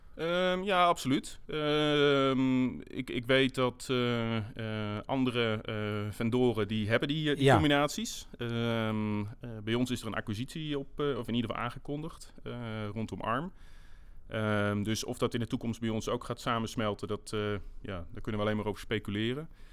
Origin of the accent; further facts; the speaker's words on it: Netherlands; wij als, eh, eh, als Nederlanders